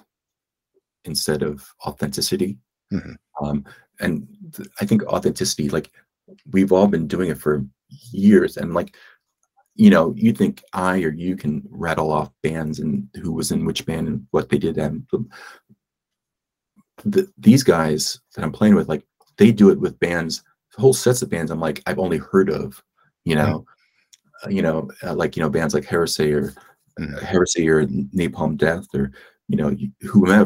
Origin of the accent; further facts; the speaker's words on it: Philadelphia, Pennsylvania, United States; moved away as an adult; my hometown of Philly